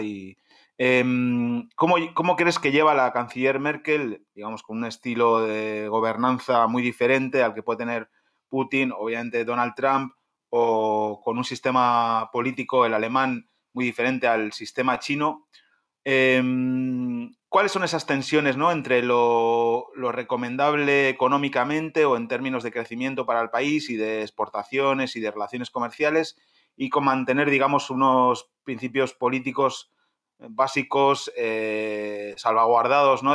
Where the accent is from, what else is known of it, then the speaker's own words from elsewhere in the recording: Spain; moved away; en mi país, en España